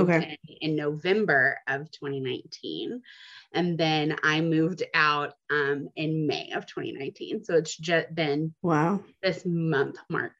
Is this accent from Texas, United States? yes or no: yes; Dallas, Texas, United States; I'm 32. I'm from Dallas.